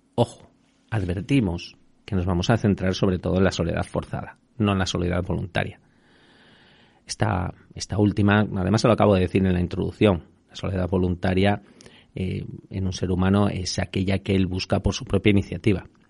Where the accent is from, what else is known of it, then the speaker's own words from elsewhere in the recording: Extremadura, Spain; now in Madrid, Spain; de allí de mi tierra